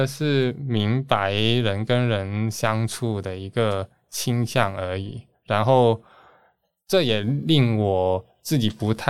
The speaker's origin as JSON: {"language": "Chinese", "country": "Hong Kong", "tie": "born or raised there", "said": "你好，我来自香港。毕竟真的是在香港出生，也是在香港住最久的。"}